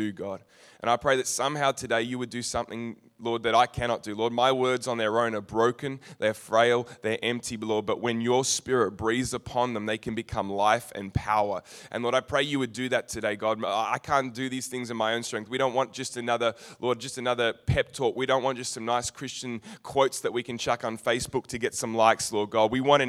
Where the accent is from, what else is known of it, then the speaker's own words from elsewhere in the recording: Narre Warren, Victoria, Australia; I'm from Narre Warren.